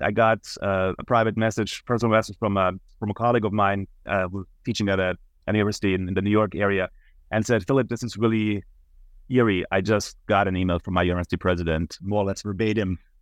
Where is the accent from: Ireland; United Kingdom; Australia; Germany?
Germany; Munich, Bavaria; moved away as an adult; now in United States; I'm originally from Munich, Germany, and that's also where I attended the university